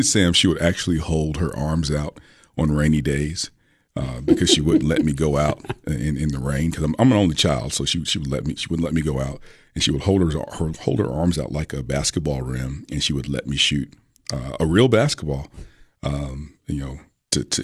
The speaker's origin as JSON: {"language": "English", "town": "Richmond", "region": "Virginia", "country": "United States", "tie": "born or raised there", "moved": "as an adult", "lives_now": "Tennessee, United States", "said": "growing up in Richmond"}